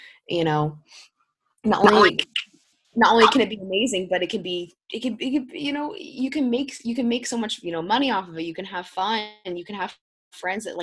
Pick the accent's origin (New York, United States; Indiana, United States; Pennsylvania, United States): Indiana, United States; I'm from Indiana